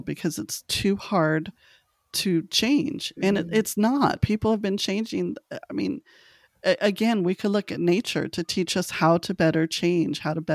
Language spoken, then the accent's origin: English; Los Angeles, California, United States; moved away; I'm originally from Los Angeles